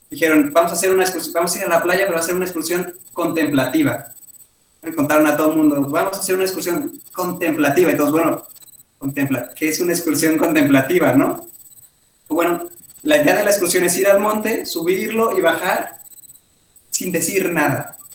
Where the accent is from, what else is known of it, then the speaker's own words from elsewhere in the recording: Mexico; moved away; yo nunca lo había pensado hasta que salí de México, porque a mí se me hacía lo más normal del mundo